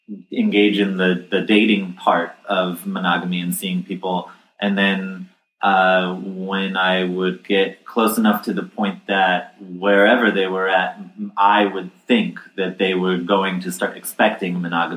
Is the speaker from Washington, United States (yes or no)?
no; New York, United States; also born or lived in New Jersey; New York and New Jersey.